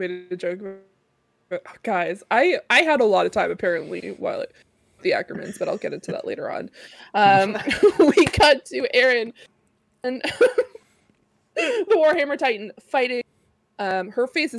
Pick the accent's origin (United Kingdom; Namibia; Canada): Canada; I'm Canadian.